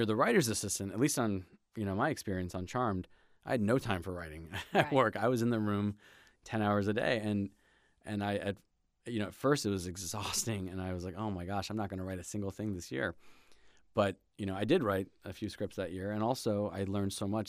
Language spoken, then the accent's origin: English; Germany; born there; also born or lived in Hawaii / Indiana / Virginia / Brussels; So I was born in Germany to an Ecuadorian father and an English mother, and kind of grew up all sorts of places. Grew up in, I lived in Hawaii and in Indiana, Virginia, back to Germany, Brussels, Belgium, back to Germany